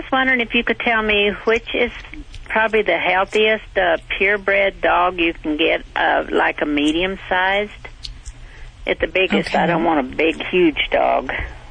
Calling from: Calimesa, California, United States; Cala Mesa.

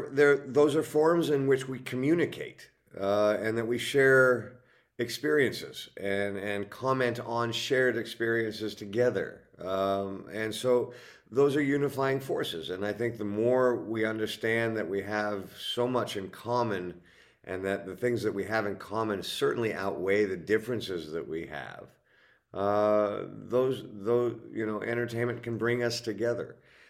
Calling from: Los Angeles, California, United States; Los Angeles, California.

